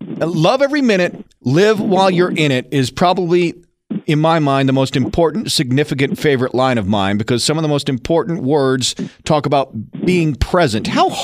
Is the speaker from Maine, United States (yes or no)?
yes; Maine, United States; moved away; I was just back home in the town I grew up in Maine.